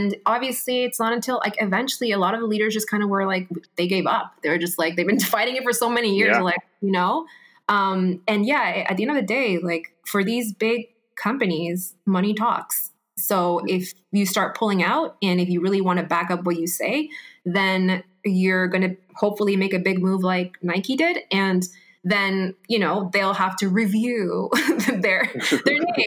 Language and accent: English; Peru; moved away; me growing up in Peru